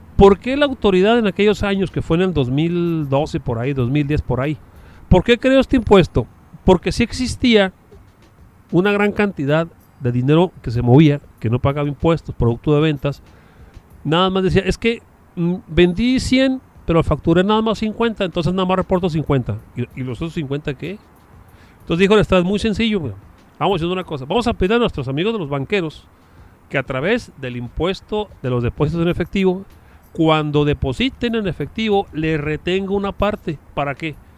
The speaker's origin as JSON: {"language": "Spanish", "region": "Chihuahua", "country": "Mexico", "said": "nosotros que somos orgullosamente de Chihuahua"}